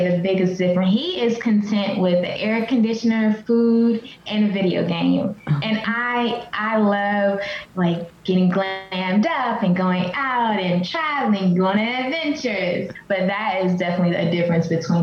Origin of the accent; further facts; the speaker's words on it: Selma, Alabama, United States; now in Knoxville, United States; I was born in Selma, Alabama, which is a super small town